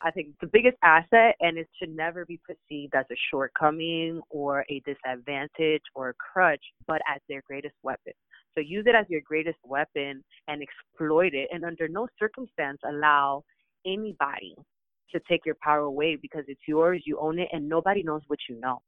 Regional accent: United States; also born or lived in Dominican Republic; I was raised in the United States

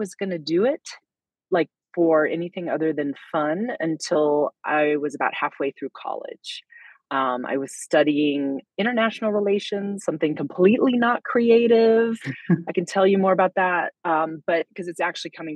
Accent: Little Rock, Arkansas, United States; also born or lived in New York / Prague / California / Vermont; now in Colorado, United States; So I grew up in Little Rock, Arkansas, even though I was born in Colorado

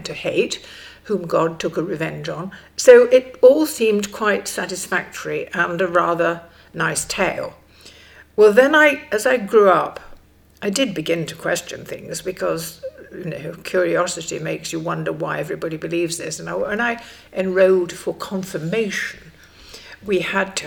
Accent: Stockport, North West England, United Kingdom; I grew up in Stockport, and I grew up in a very conventional lower middle class family

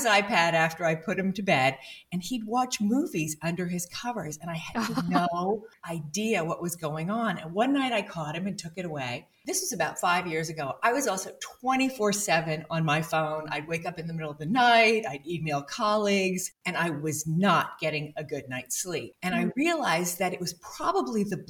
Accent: Bermuda; I grew up in Bermuda before sunblock.

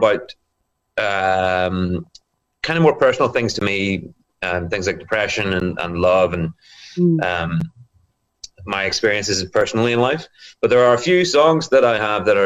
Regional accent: Bangor, Northern Ireland, United Kingdom; born and raised in Northern Ireland in my hometown here in Bangor.

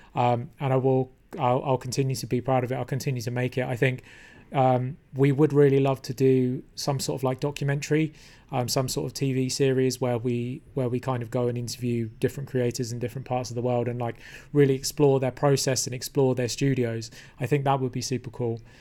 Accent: London, United Kingdom; I was born in London, which is a great place to be from

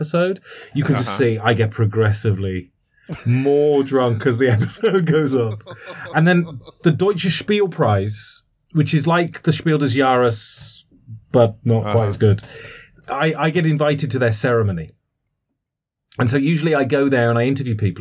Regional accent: England, United Kingdom; accent: English; I'm English. Listen to the accent.

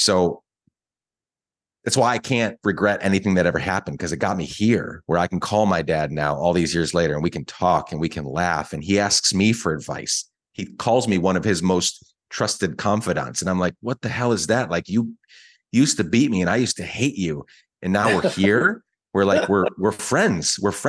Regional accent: Guatemala; I don't regret it all growing up in Guatemala. It was very hard. It was difficult.

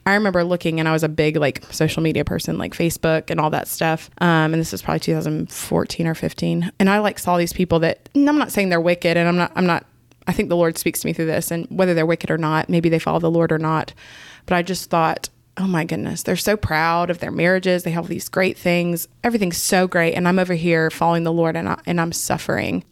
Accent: Canton, Georgia, United States; moved away as an adult; now in Augusta, United States; I grew up in Canton, Georgia

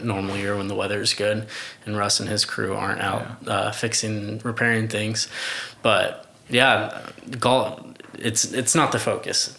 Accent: Tulsa, Oklahoma, United States; grew up here in Tulsa

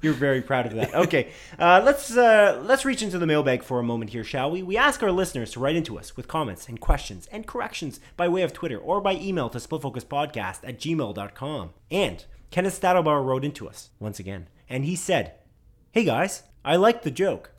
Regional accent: Canada; We're Canadian

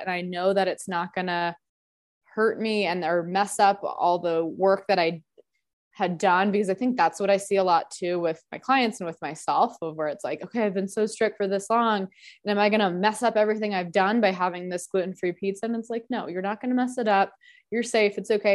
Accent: Denver, Colorado, United States; growing up in Denver

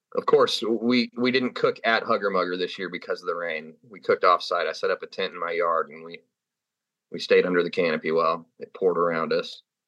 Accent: California, United States; moved away; I'm from California

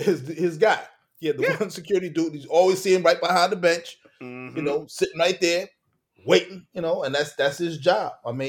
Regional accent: Brooklyn, New York, United States; We, you know, we grew up in Brooklyn.

